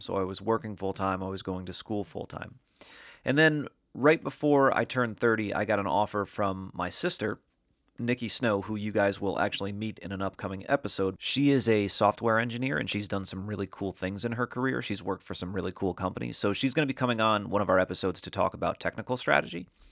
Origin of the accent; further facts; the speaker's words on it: Norwich, Connecticut, United States; moved away as an adult; also born or lived in Hollywood, California; I was born and raised in a, in a small New England town called Norwich, Connecticut.